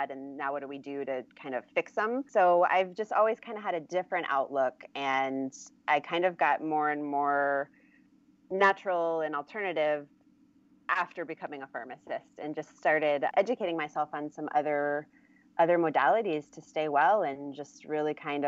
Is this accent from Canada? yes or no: no; Germany; also born or lived in Michigan, United States; now in California, United States; I grew up mostly in Germany